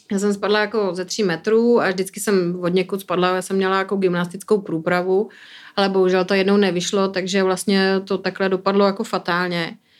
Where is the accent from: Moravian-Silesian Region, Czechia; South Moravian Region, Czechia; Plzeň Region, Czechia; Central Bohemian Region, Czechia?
Moravian-Silesian Region, Czechia; Bruntál; moved away as an adult; now in Prague, Czech Republic; jsem z Bruntálu